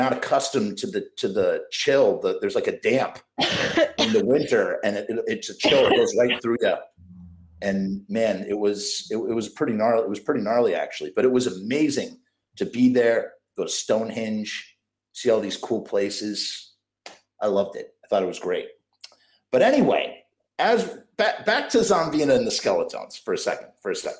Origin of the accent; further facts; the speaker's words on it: New York, United States; as a New Yorker